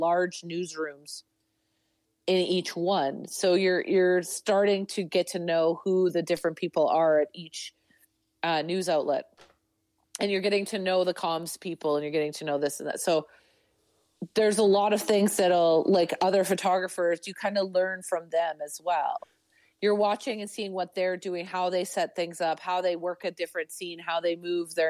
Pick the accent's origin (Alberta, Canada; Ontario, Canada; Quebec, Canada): Alberta, Canada; Northern; also born or lived in Treaty 6 territory / Edmonton; now in Calgary, Canada; I'm from Northern Alberta, and my closest city as a child to me was Edmonton.